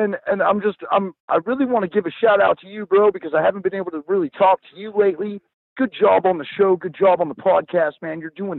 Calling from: Central Texas, United States; I am the … calling from Central Texas.

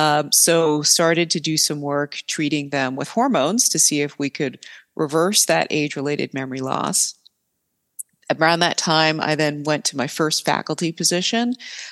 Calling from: Milwaukee, Wisconsin, United States; I'm calling from the University of Wisconsin-Milwaukee in Milwaukee, Wisconsin.

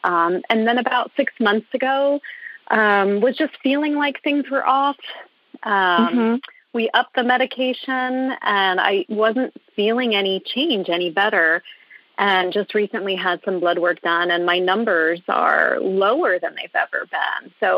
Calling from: San Diego, California, United States; I'm calling from San Diego.

